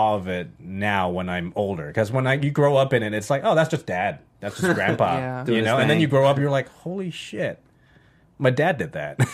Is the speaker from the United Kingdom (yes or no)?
no; Canada; moved away as an adult; also born or lived in Los Angeles, United States; now in United States; I moved from Canada to the United States